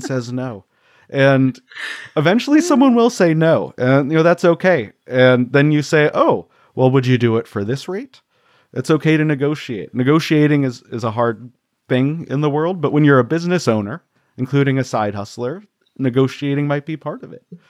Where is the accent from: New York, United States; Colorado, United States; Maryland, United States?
Colorado, United States; I grew up in Colorado, so skiing was part of what we wanted